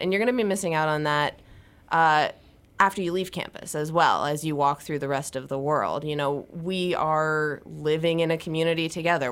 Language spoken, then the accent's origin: English; Ohio, United States; I'm from Ohio, and I grew up doing four H